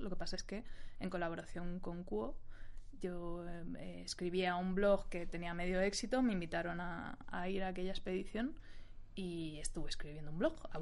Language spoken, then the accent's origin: Spanish; Spain; nosotros como sociedad española